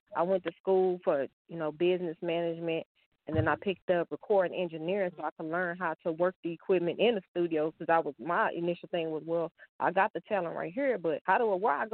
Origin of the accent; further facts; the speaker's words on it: Dallas, Texas, United States; I'm from Dallas, Texas